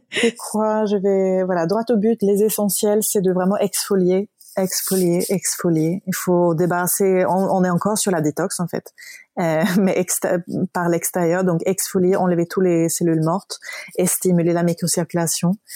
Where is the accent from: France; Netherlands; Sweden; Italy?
Sweden; Stockholm, Stockholm County; moved away; Stockholm, ma ville natale